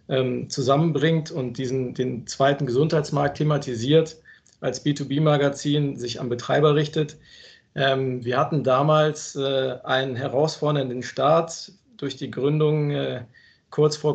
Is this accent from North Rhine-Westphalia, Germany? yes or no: yes; Cologne, North Rhine-Westphalia, Germany; Ja, und für mich als Kölner ist die FIBO äh, die Hausmesse.